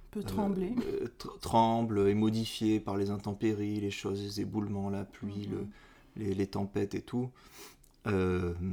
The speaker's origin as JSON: {"language": "French", "country": "Martinique", "tie": "born or raised there", "moved": "yes", "lives_now": "Canada", "said": "j'ai grandi dans les Antilles. Oui. Et dans les Antilles, ben, en Martinique, hein"}